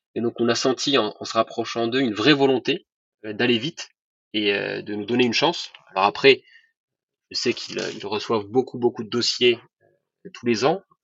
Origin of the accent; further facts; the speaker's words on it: Rabat, Rabat-Salé-Kénitra, Morocco; moved away as an adult; also born or lived in France; je suis né en France, mais j'ai grandi au, Maroc. donc, mes parents faisaient leurs études en France et ensuite on est tous rentrés au Maroc. Donc, j'y ai fait toute ma scolarité à Rabat